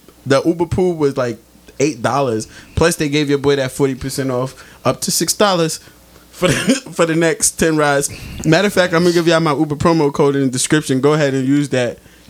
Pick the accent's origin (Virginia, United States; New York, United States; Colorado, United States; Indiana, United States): New York, United States; New York City; I'm from Brooklyn.